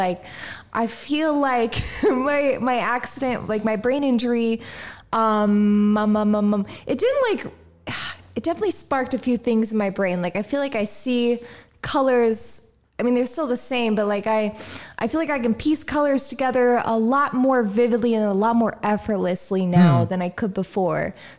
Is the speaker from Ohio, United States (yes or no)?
no; Indiana, United States; now in San Diego, United States; Like I moved out to San Diego from Indiana on my own.